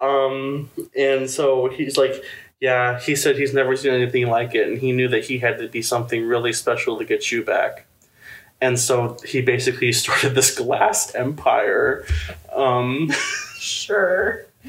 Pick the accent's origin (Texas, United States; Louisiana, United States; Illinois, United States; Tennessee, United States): Illinois, United States; Chicagoland, about an hour from downtown Chicago; moved away; I'm from Chicago Land, and I grew. All my family worked in Chicago, and my family's from Chicago. Um, but I grew up about an hour from downtown Chicago